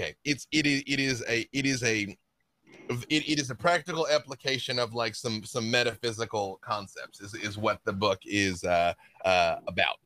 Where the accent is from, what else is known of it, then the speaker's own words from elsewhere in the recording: Little Rock, Arkansas, United States; moved away; growing up in Little Rock, I grew up with all the band members of ….